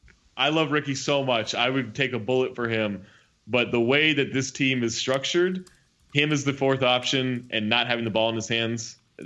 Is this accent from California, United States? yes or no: yes; Sacramento, California, United States; growing up in Sacramento